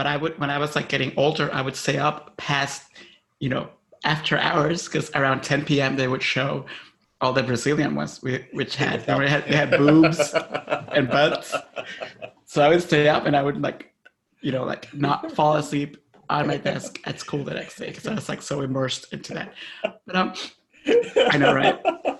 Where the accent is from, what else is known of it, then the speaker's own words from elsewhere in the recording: Honduras; In Honduras.